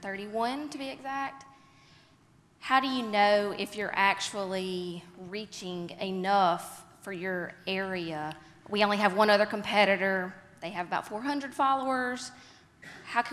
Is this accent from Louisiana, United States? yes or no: yes; West Monroe, Louisiana, United States; Hey, I'm … from West Monroe, Louisiana, and we live in a very small area about all of our little small areas, maybe 60,000 people.